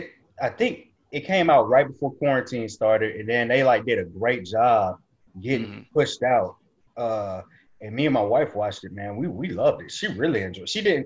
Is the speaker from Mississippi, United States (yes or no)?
yes; Biloxi, Mississippi, United States; I'm from Biloxi, Mississippi.